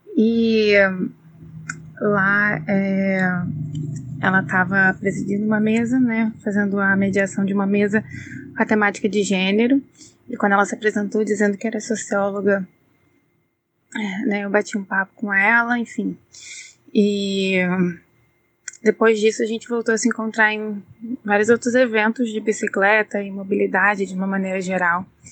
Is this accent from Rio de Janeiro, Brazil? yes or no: yes; Niterói, Rio de Janeiro, Brazil; eu sou da cidade de Niterói, no Rio